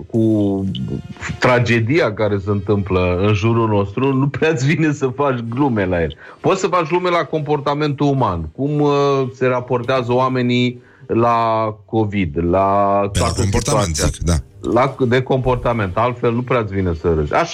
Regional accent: Moldavia, Romania; Păi, eu sunt moldovean, recunosc asta.

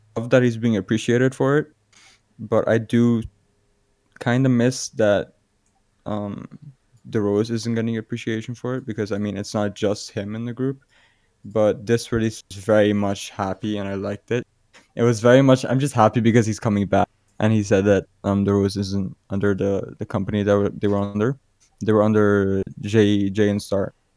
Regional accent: Aruba; I'm from Aruba

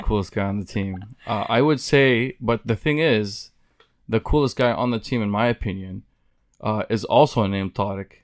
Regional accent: Silwad, West Bank, Palestine; now in Munster, United States; I'm from Silwad, Palestine, uh, which is in the West Bank, but I currently live in, uh, Munster, Indiana, which is right outside of Chicago.

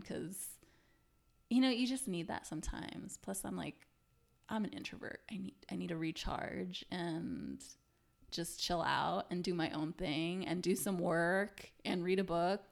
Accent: United States; as an American

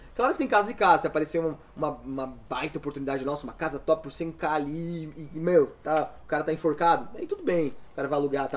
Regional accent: São Paulo, Brazil; moved away as an adult; also born or lived in João Pessoa; saí de São Paulo, fui para morar em João Pessoa, com 24 anos

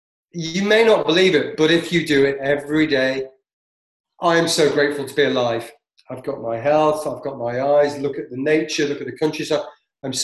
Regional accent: Canada; I'm from Canada.

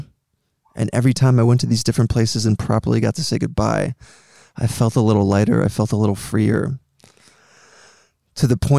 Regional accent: Greenwich, Connecticut, United States; also born or lived in Paris, France / Montreal, Canada / New York; when I was 7 years old, my family and I moved from Paris, France to Greenwich, Connecticut in the US

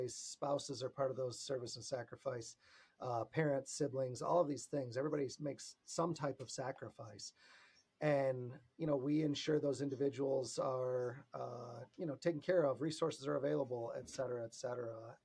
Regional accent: United States; as American citizens

